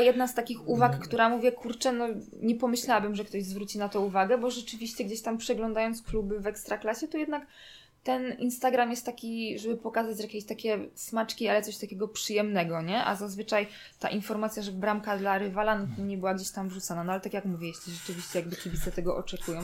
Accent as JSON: {"language": "Polish", "area": "Zagłębie Dąbrowskie", "region": "Silesian Voivodeship", "country": "Poland", "said": "ja pochodzę jakby z Zagłębia Dąbrowskiego"}